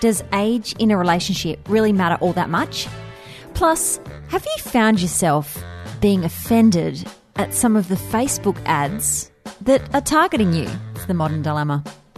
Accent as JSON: {"language": "English", "town": "Adelaide", "region": "South Australia", "country": "Australia", "said": "I'm from Adelaide, right?"}